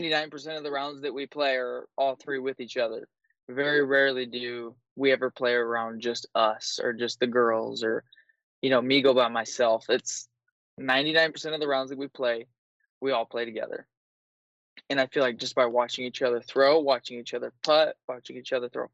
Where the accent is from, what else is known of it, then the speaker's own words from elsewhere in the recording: Minnesota, United States; I'm from Minnesota